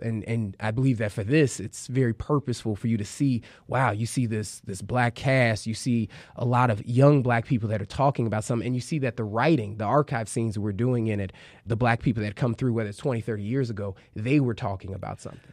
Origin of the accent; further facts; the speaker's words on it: Chicago, Illinois, United States; I'm from the South Side of Chicago, still live on the South Side of Chicago